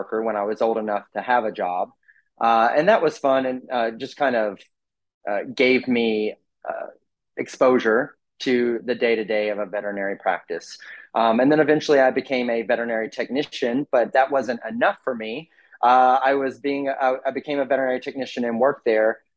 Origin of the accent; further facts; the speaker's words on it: Mount Juliet, Tennessee, United States; I'm from Nashville, Tennessee. From a small town. Yeah, it's really fun. From a small town called Mount Juliet, which is just east of Nashville.